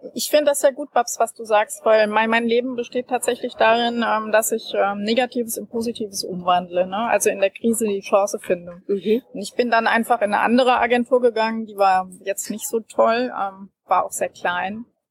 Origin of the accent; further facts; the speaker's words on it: Frankfurt, Hesse, Germany; in meiner Heimatstadt Frankfurt.